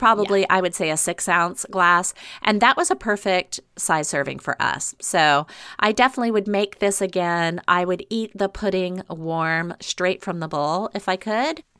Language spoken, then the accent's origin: English; the South, United States; moved away as an adult; now in Seattle, United States; I grew up in the South